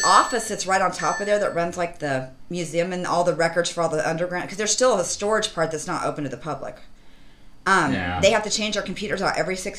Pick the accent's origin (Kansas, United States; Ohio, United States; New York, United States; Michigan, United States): Kansas, United States; Hutchinson; moved away as an adult; now in Collinsville, United States; where I raised my kids was an hour from where I grew up in Hutchinson, Kansas